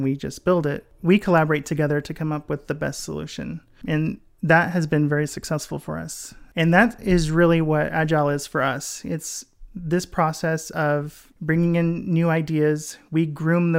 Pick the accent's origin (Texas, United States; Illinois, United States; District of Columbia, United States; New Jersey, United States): Texas, United States; I'm from Texas